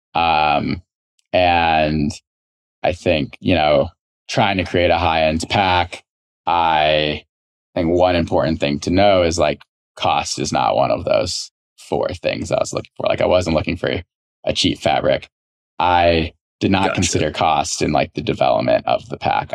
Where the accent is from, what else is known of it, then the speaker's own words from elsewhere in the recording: Chicago, Illinois, United States; moved away as an adult; also born or lived in Southern California; I grew up in Chicago